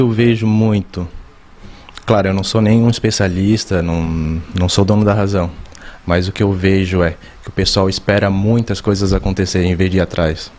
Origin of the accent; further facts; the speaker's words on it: São José, Santa Catarina, Brazil; moved away as an adult; also born or lived in Criciúma; now in Itapema, Brazil; Eu nasci em Criciúma, mas morei a vida toda ali em São José, Florianópolis